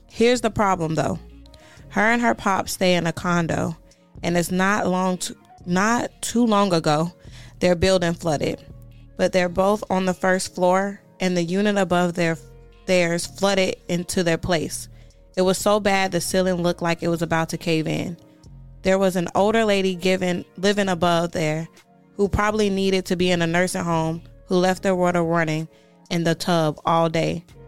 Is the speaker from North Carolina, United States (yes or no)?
no; Bronx, New York, United States; And I am from the Bronx.